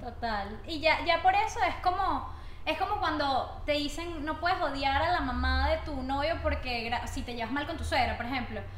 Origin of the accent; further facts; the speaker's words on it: Barinas, Venezuela; moved away; also born or lived in Caracas; yo soy de Barinas, una ciudad del interior, y estoy en Caracas